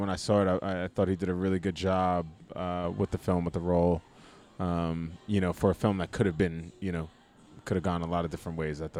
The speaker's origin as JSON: {"language": "English", "town": "New York City", "region": "New York", "country": "United States", "tie": "born or raised there", "also_born_or_lived": "Bronx, New York / Brooklyn, New York", "said": "Born in the Bronx, grew up in Staten Island, New York, now live in Brooklyn."}